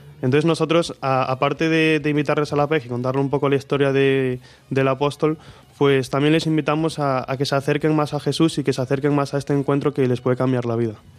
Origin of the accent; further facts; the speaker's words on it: Marín, Galicia, Spain; soy de Marín, como, como dicen, soy el pequeño de cuatro hermanos